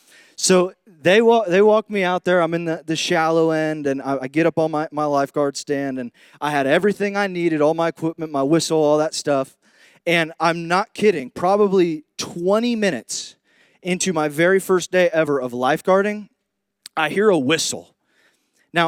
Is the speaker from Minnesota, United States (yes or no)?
no; Indiana, United States; moved away; when I came down here from Indiana, from the Midwest, I kind of noticed that there's this thing called the redneck spectrum.